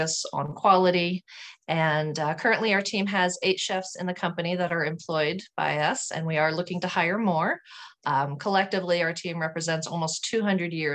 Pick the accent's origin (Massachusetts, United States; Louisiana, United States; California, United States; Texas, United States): Texas, United States; Houston; also born or lived in Sugar Land, Texas; Well, I grew up in Houston, Texas. I was born in Houston, and then my family moved to a city called Sugar Land, which is a kind of a suburb of Houston